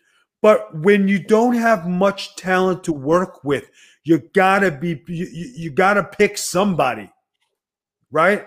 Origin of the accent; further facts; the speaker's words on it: New York City, New York, United States; from Staten Island, New York